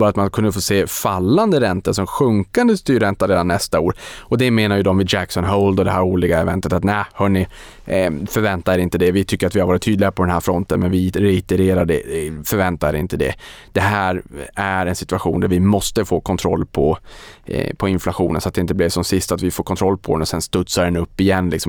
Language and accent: Swedish; Boden, Norrbotten County, Sweden; Så väldigt, väldigt spännande och det här har man ju etablerat då i Boden, min hemort, gamla hemort